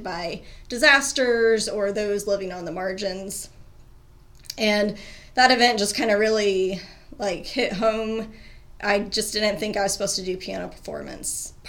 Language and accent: English; Kansas, United States; also born or lived in Bucklin, Kansas / Concordia, Kansas / Phillipsburg, Kansas / Mission, Kansas; now in Hutchinson, United States; I am a native Kansan